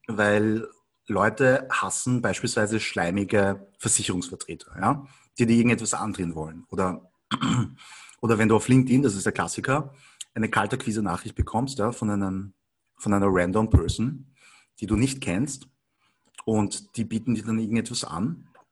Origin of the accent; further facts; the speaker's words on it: Vienna, Austria; ich bin aber in Wien geboren und aufgewachsen. Und bin halt von der Mentalität her schon eindeutig Wiener